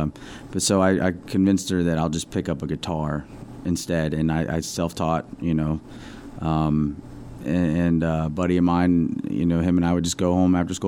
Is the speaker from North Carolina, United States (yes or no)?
no; Yorktown, Virginia, United States; I grew up in Yorktown, so about an hour from Virginia Beach.